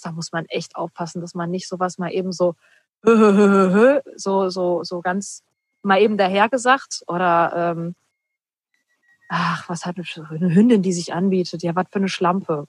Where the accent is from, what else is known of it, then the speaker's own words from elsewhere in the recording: Ruhr area, North Rhine-Westphalia, Germany; ich komme ja auch aus dem Ruhrpott, wir kommen beide aus dem Ruhrpott